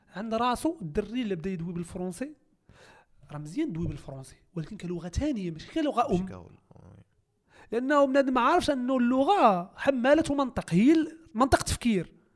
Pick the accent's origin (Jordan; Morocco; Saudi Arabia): Morocco; انا نكون مغربي وكندوي فرونسي